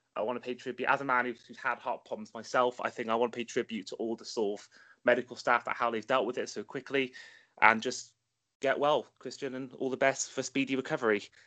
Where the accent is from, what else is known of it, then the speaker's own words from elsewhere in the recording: Welsh, Wales, United Kingdom; the Welshman in this group